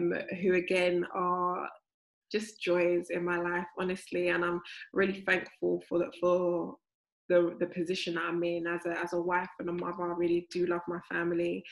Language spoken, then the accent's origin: English; London, United Kingdom; I've grown up in South London all my life.